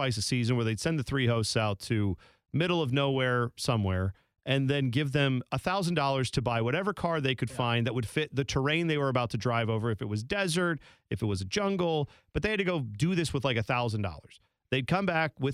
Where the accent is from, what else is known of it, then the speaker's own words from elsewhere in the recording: United States; we as American fans